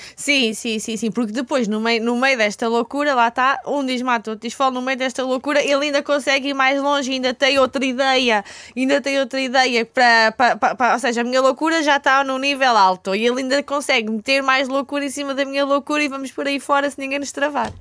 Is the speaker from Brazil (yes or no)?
no; Elvas, Alentejo, Portugal; moved away as an adult; now in Lisbon, Portugal; eu sou, sou do Alentejo, né? sou de Elvas, tinha vindo para cá então estudar